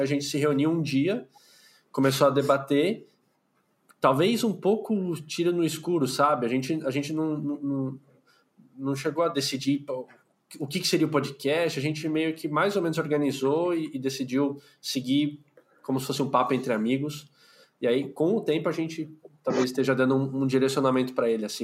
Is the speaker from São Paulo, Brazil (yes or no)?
yes; São Paulo, Brazil; eu moro em São Paulo, eu sou de São Paulo, capital, nasci aqui, vivo aqui